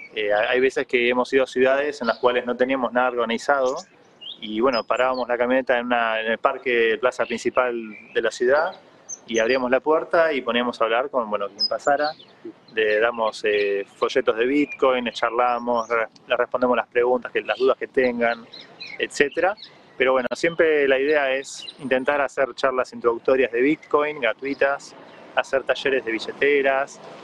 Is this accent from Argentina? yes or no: yes; Argentina